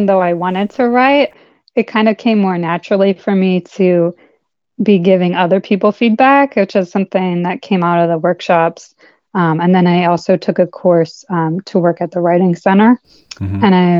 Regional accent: Bucks County, Pennsylvania, United States; moved away as an adult; now in Westchester County, United States; I grew up in Bucks County, if you're familiar with that.

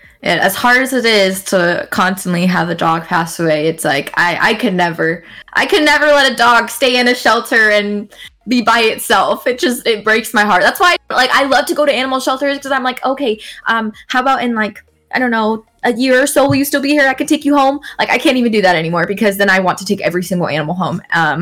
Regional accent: Okinawa, Japan; I would honestly go back to Japan. I grew up in Okinawa, and it was the most wonderful childhood.

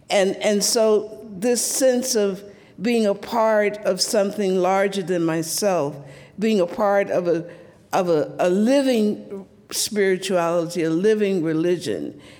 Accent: the South, United States; So, as a little black girl growing up in the South, I was, I was in many ways precocious.

